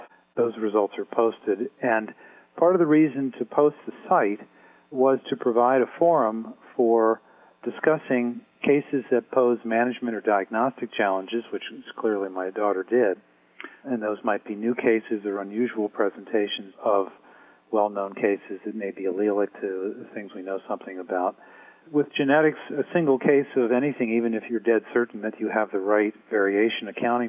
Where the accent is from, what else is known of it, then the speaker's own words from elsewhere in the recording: Baltimore, Maryland, United States; I grew up in Baltimore.